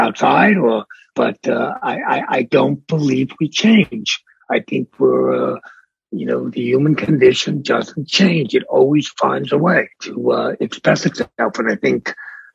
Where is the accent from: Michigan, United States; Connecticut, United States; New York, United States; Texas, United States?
New York, United States; New York City; also born or lived in Bronx, New York / Miami, Florida; I was raised in Brooklyn